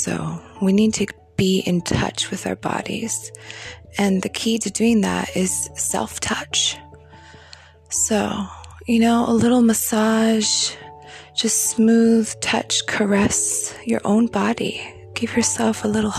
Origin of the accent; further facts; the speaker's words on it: Beijing, China; moved away; I grew up in Beijing